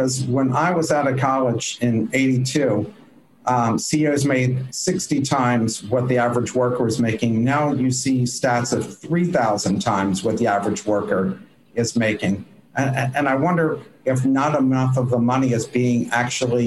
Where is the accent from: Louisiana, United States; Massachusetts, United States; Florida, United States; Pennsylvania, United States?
Pennsylvania, United States; Coatesville; I grew up in a steel town. Lucan Steel was the big steel mill in the town that I grew up in Coatesville, outside of Philadelphia.